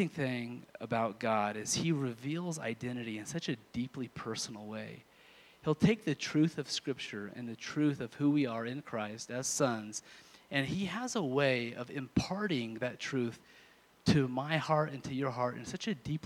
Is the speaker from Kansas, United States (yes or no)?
yes; Kansas, United States; moved away; I'm from Kansas initially